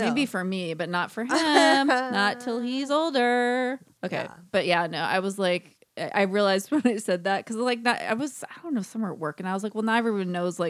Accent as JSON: {"language": "English", "region": "California", "country": "United States", "said": "I'm from California."}